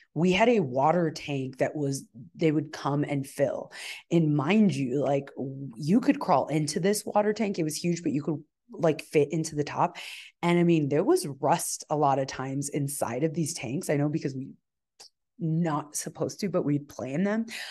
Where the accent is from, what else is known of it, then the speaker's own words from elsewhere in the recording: El Paso, Texas, United States; I was born in El Paso, Texas